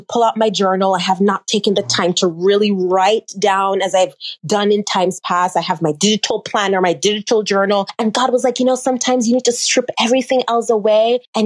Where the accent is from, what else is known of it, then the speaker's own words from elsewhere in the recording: Jamaica; from a little girl growing up in the island of Jamaica